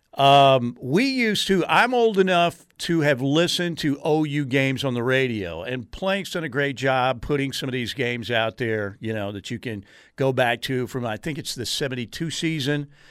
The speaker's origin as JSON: {"language": "English", "town": "Norman", "region": "Oklahoma", "country": "United States", "tie": "born or raised there", "said": "having been born and raised in Norman"}